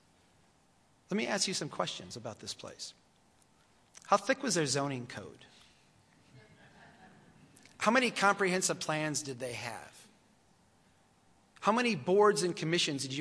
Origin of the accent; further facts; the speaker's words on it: Brainerd, Minnesota, United States; This is my hometown. I come from the city of Brainerd, Minnesota